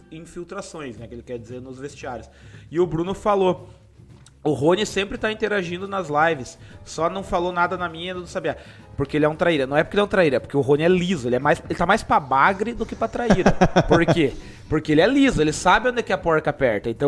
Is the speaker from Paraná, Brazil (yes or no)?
yes; Ponta Grossa, Paraná, Brazil; Eu sou de Ponta